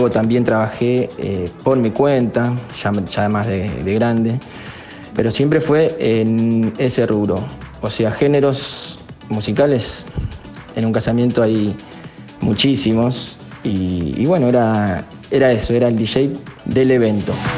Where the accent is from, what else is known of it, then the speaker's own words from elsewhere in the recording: northern zone of Buenos Aires, Buenos Aires Province, Argentina; Soy oriundo de zona norte de Buenos Aires